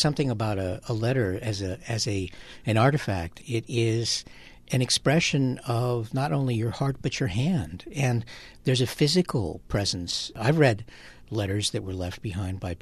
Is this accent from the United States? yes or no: no; Mexico; moved away; when I was growing up in Mexico